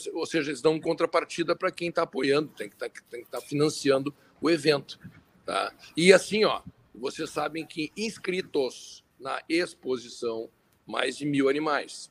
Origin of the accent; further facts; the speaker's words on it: Brazil; como brasileiros